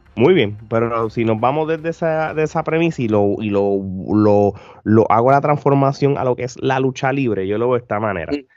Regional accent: Puerto Rico; yo como puertorriqueño lo veo bien común en cualquier empresa de Puerto Rico

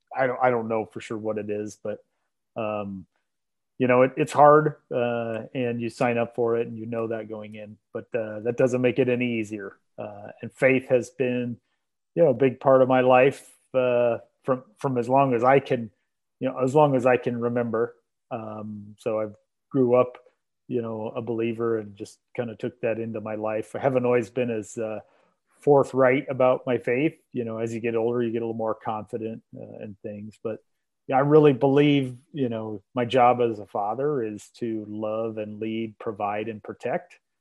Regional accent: Iowa, United States; moved away as an adult; now in Omaha, United States; now that I live in Omaha and I grew up in Iowa

